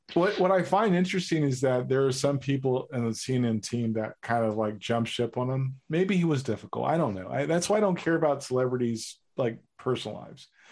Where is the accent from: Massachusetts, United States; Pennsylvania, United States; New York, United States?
New York, United States; I am a New Yorker